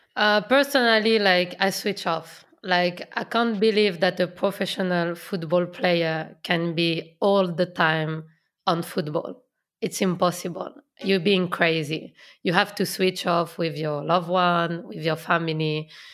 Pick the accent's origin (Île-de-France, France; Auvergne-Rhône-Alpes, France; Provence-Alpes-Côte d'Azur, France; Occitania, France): Auvergne-Rhône-Alpes, France; Lyon; English is a second language; moved away as an adult; now in England; I come from Lyon. I know Lyon so well.